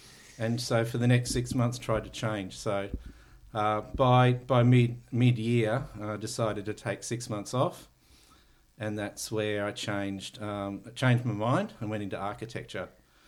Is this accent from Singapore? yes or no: no; Taminick, Victoria, Australia; So I grew up in Tamanic, which is up in the northeast near Glen Rowan, Wangaratta. Went to a small country town school called Thuna.